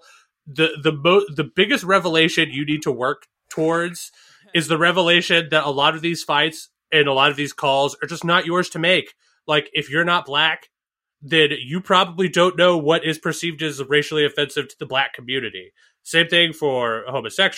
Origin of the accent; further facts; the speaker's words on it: Northeast, United States; I grew up in the Northeast.